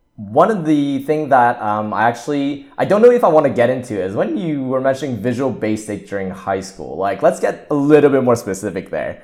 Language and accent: English; Montreal, Quebec, Canada; I went to the elementary school, secondary school, and kinda, like, university in the same town, so, like, in the same city of Montreal